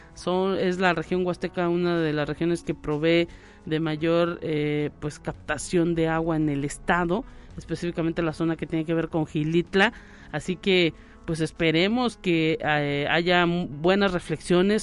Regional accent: Mexico; como buenos ciudadanos y mexicanos

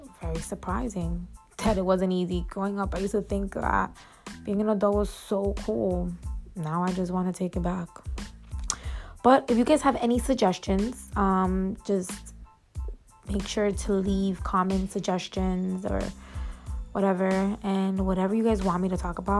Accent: New York City, New York, United States; now in upstate New York, United States; I am born and raised in Bronx, New York, but I live upstate

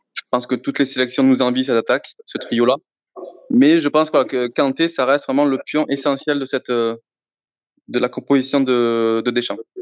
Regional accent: Marseille, Provence-Alpes-Côte d'Azur, France; je suis de Marseille, donc forcément ici à Marseille

